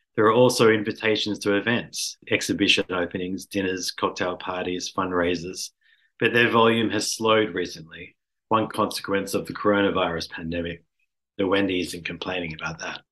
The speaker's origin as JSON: {"language": "English", "town": "Sydney", "region": "New South Wales", "country": "Australia", "said": "I'm from Sydney"}